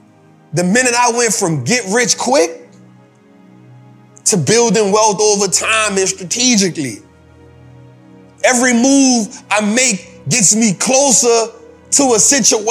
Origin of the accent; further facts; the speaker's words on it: New Orleans, Louisiana, United States; I'm from New Orleans. My people went through Hurricane Katrina